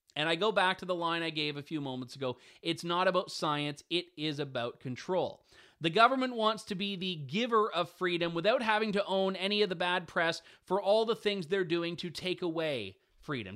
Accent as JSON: {"language": "English", "town": "London", "region": "Ontario", "country": "Canada", "tie": "born or raised there", "said": "my hometown, actually, London, Ontario"}